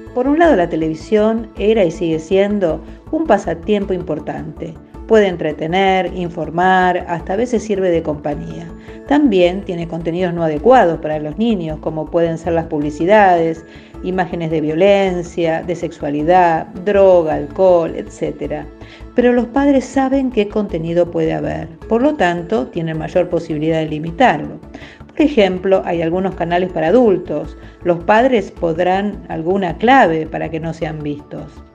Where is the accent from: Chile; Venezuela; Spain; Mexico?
Venezuela; tengo 12 años y soy de Venezuela